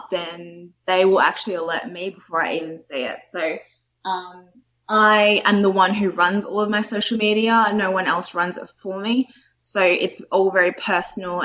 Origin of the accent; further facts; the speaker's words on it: Australia; as a little kid growing up in Australia, even though I was born here